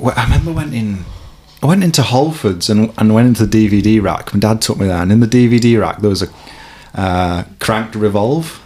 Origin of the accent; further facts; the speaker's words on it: Warrington, North West England, United Kingdom; I grew up in Warrington. I've lived in a few spots in Warrington, but I'm still there.